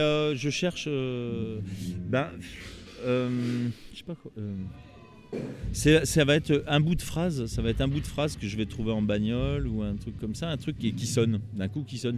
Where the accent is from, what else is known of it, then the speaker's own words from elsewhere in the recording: Roanne region, Auvergne-Rhône-Alpes, France; je suis originaire de la région de Roanne